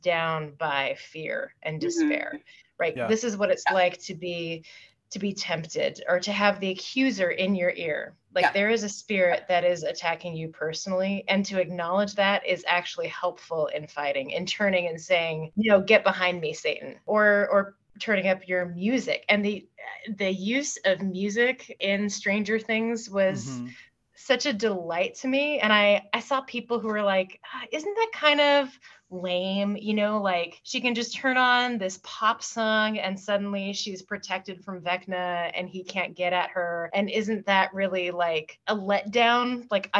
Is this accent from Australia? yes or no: no; Pacific Northwest, United States; moved away; also born or lived in Washington, D.C.; I grew up in the Pacific Northwest